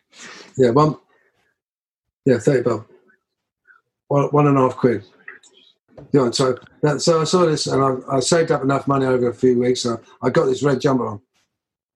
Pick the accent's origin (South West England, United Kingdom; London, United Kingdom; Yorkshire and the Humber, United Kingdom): London, United Kingdom; I grew up in the East End of London.